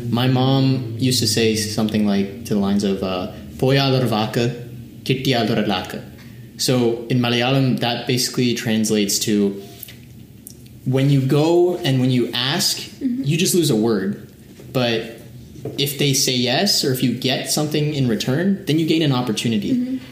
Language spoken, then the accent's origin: English; Washington, District of Columbia, United States; also born or lived in Chennai, India / Kerala, India; I was born in Chennai, uh, raised in Kerala for a little bit, but then mostly raised in the DC area